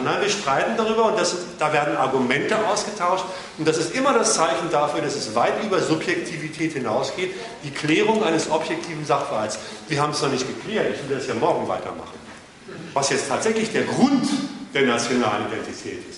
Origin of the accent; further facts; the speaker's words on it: Germany; ich komme aus Deutschland